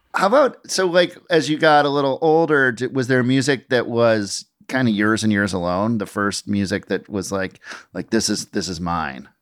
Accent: Minnesota, United States; I grew up in Minnesota

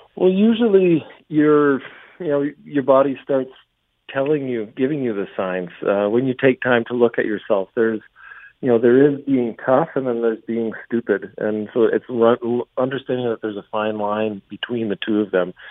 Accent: London, Ontario, Canada; moved away; my hometown hood, uh, around Westmount, uh, Westmount Mall, Saunders Secondary School. Uh, that was, uh, that was where I grew up

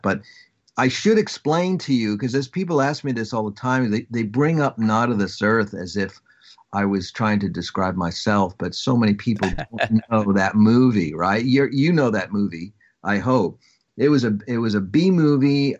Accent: Long Island, New York, United States; I am from Long Island

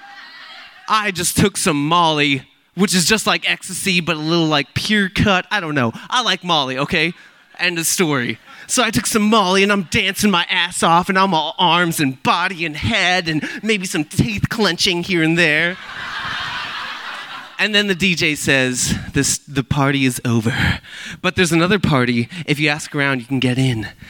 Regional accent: Milpitas, California, United States; I was born and raised in Milpitas on the South Bay

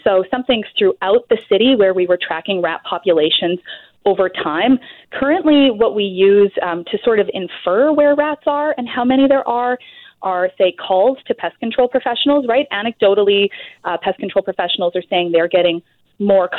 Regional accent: Alberta, Canada; now in British Columbia, Canada; I'm originally from Alberta, the rat-free province

